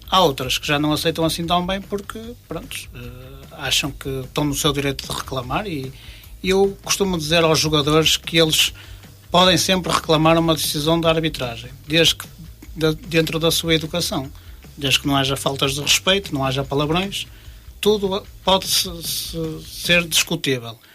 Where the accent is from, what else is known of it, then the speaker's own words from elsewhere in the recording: Norte, Portugal; uma vez que eu não sou de Famalicão, sou de cidade próxima